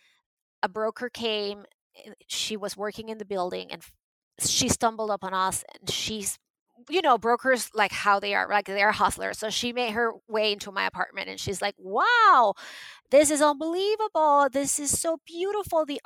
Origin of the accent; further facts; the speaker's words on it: Venezuela; moved away; I was born and raised in Venezuela